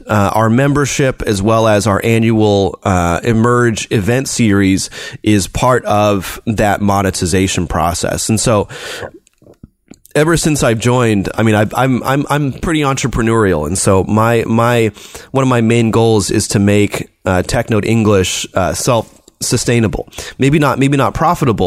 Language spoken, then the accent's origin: English; United States; now in China; I'm an American